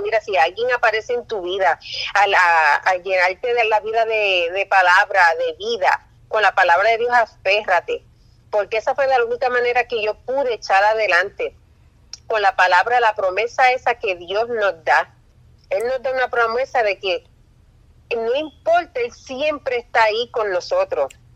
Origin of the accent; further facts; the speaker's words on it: Puerto Rico; also born or lived in New York; yo nací en Nueva York y cuando yo tenía unos tres, cuatro años, mi papá decidió este, mudarse para Puerto Rico